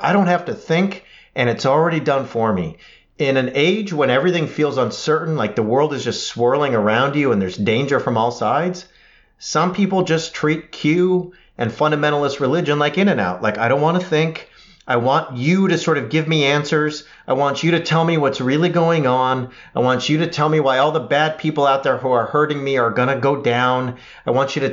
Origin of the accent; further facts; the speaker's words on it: California, United States; as a Californian